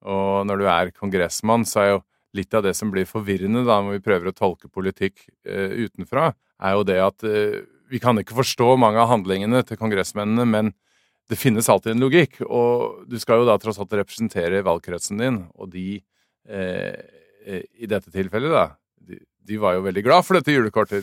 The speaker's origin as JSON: {"language": "Norwegian", "country": "Norway", "tie": "born or raised there", "also_born_or_lived": "Drammen", "moved": "as an adult", "lives_now": "United States", "said": "jeg vokste opp i Norge"}